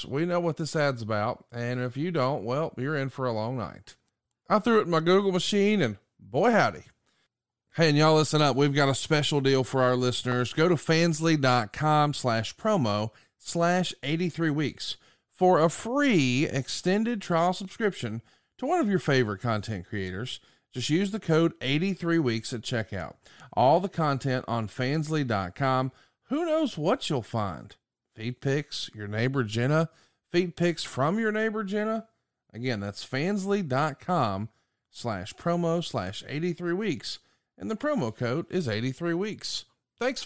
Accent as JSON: {"language": "English", "region": "Alabama", "country": "United States", "said": "I'm from Alabama"}